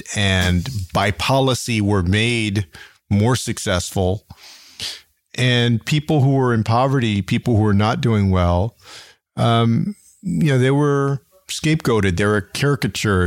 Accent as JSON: {"language": "English", "town": "San Antonio", "region": "Texas", "country": "United States", "tie": "born or raised there", "said": "my hometown of San Antonio had more drive-by shootings than Austin, Houston, and Dallas combined"}